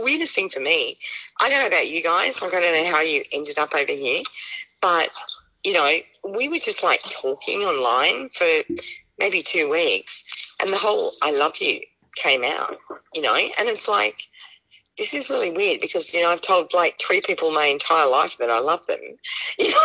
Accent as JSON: {"language": "English", "town": "Budgewoi", "region": "New South Wales", "country": "Australia", "moved": "yes", "lives_now": "Georgia, United States", "said": "I'm a mum from Budgiewoy"}